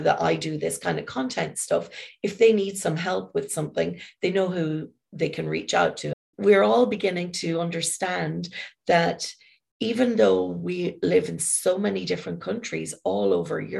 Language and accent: English; Ireland; I'm from Ireland